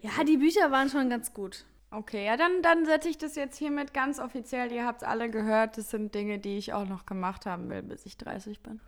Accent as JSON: {"language": "German", "town": "Heinsberg", "region": "North Rhine-Westphalia", "country": "Germany", "said": "ich komme aus Heinsberg"}